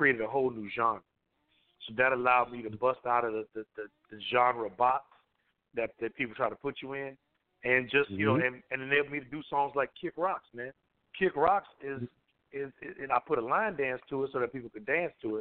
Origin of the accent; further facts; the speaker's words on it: Southwest Louisiana, United States; I come from Louisiana. I'm in Louisiana